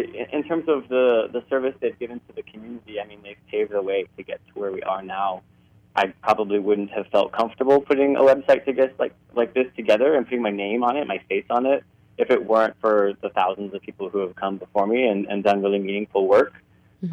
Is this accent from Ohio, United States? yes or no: yes; Cincinnati, Ohio, United States; moved away as an adult; now in Toronto, Canada; I grew up in Cincinnati, Ohio